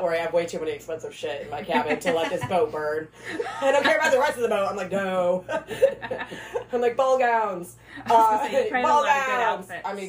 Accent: Michigan, United States; So, she's also from Michigan. So I'm like, oh, dope. Another Michigan girl.

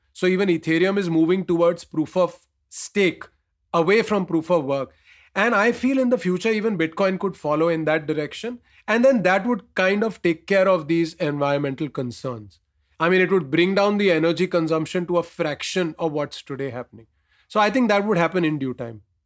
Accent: India; as an Indian

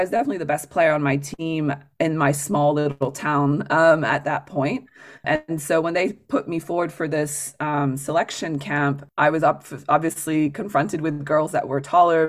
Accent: France; moved away; I grew up in France with a very international family. My mom's from the UK. My father's from South America, actually from Chile.

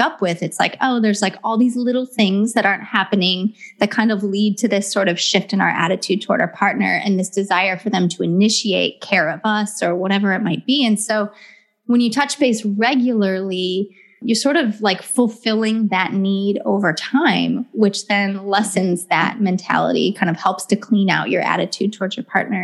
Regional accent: Ohio, United States; now in Southern California, United States; I'm from Ohio originally, and I live in Southern California now

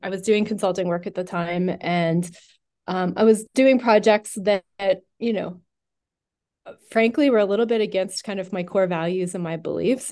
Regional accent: Western Pennsylvania, United States; I grew up in Western Pennsylvania.

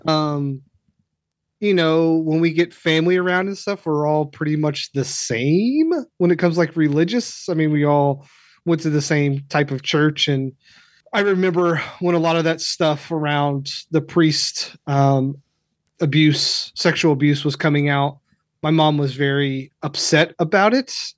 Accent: Kentucky, United States; I grew up in Kentucky, so this televangelist stuff was big where I was

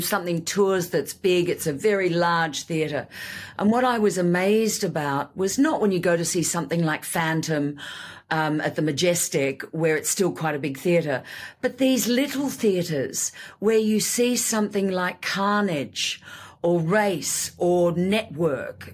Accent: Australia; moved away; also born or lived in Sydney; I came from Australia

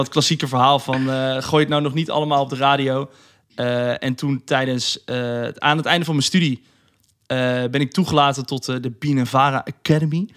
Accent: Rotterdam, South Holland, Netherlands; ik kom uit Rotterdam

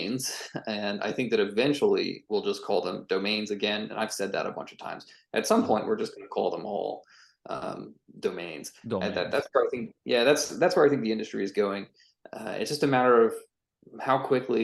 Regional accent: Atlanta, Georgia, United States; moved away as an adult; also born or lived in San Francisco; I actually moved back to where I grew up in Atlanta, Georgia.

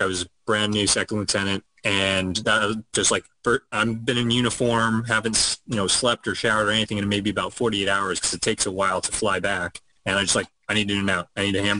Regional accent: Ventura County, California, United States; I grew up in Ventura County. It's a suburb just north of, it's just north of Los Angeles

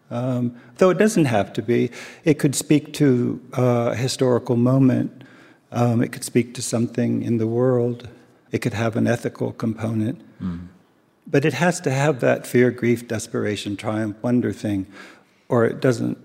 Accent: Japan; born there; I was born in Japan, and this was the first time back.

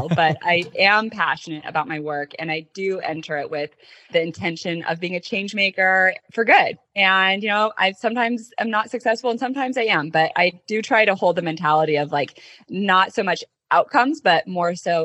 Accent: Colorado, United States; international studies major at University of Denver growing up in Colorado

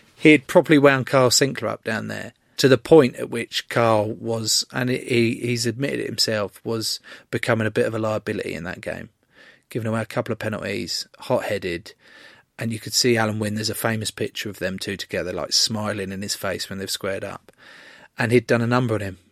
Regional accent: England, United Kingdom; an English rugby player

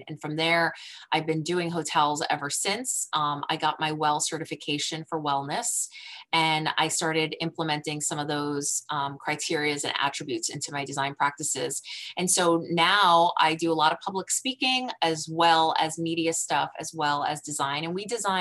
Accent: New Jersey, United States; I'm from New Jersey, metropolitan area

